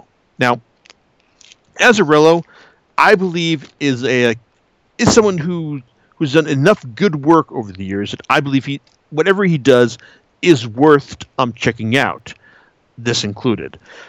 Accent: San Francisco, California, United States; Why, yes, I am from San Francisco.

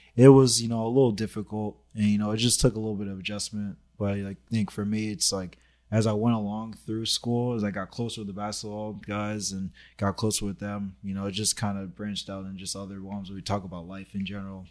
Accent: Los Angeles, California, United States; I grew up in Sherman Oaks, so it was like, my neighborhood was just predominantly, like, just white people.

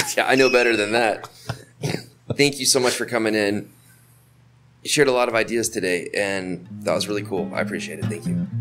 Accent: Florida, United States; moved away as an adult; now in Costa Rica; I'm from Florida.

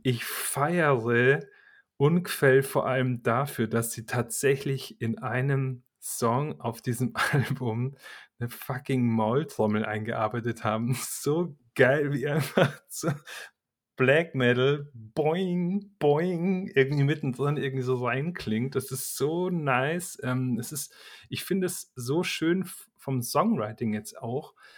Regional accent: Bavaria, Germany; ich komme ja aus Bayern

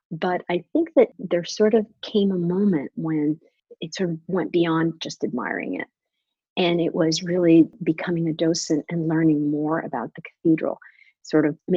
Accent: Washington, District of Columbia, United States; also born or lived in Bogota, Colombia; I am a Washingtonian of about 30 years already, but I have sort of two sides of my personality. I was born in Bogota, Colombia, mm-hmm. and came here when I was very young.

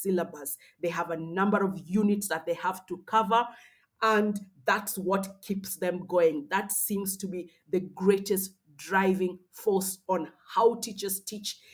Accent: Kenya; moved away as an adult; now in Rwanda; I am from Kenya, living and thriving in Rwanda. So trained in Kenya and owned in Rwanda

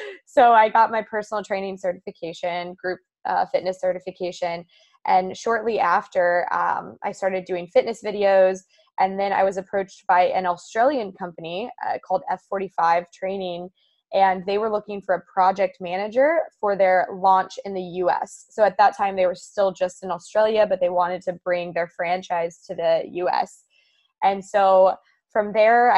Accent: Kansas, United States; moved away as an adult; now in California, United States; I'm from Kansas

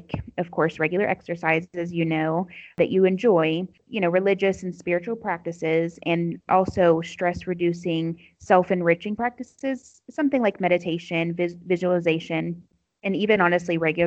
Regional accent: United States; moved away as an adult; now in Morocco; I'm an American Muslim convert.

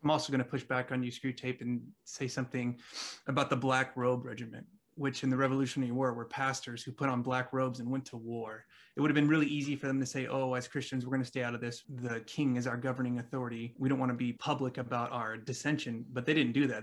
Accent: California, United States; I'm from California

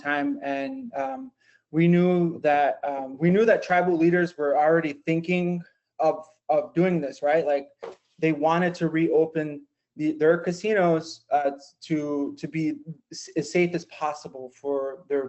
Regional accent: Lac du Flambeau, Wisconsin, United States; I'm tribal from Lac de Flambeau

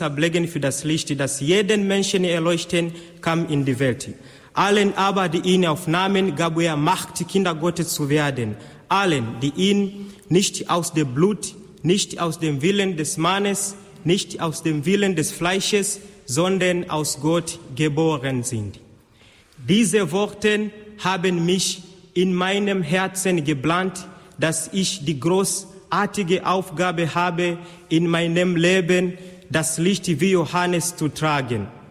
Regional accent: Tanzania; now in Austria; Ich komme aus Tansania

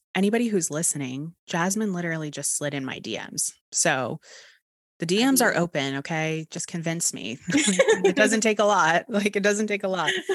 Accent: Texas, United States; accent: Texas; my Texas accent

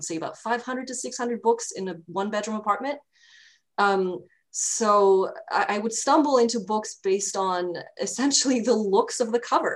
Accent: Albania; So I grew up in Albania, which at the time was very much a developing country

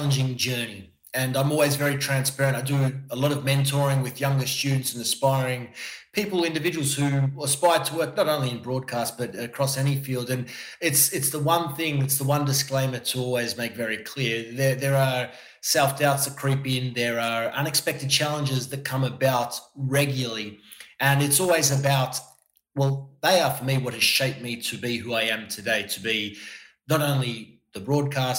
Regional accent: Melbourne, Victoria, Australia; moved away as an adult; also born or lived in Miami / Qatar / New York; now in Milan, Italy; back to Melbourne for a little bit where I'm from

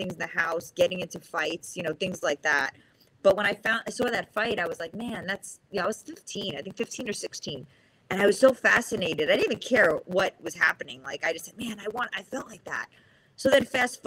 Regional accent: New York City, New York, United States; first language Spanish; I grew up in the Bronx, New York

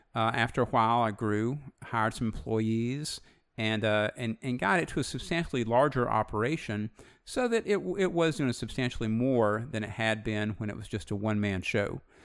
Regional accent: Alabama, United States; Alabama born, Alabama bred

